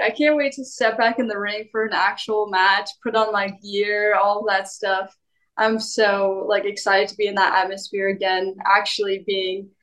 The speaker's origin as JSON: {"language": "English", "region": "West Coast", "country": "United States", "tie": "born or raised there", "said": "This is my hometown, my area"}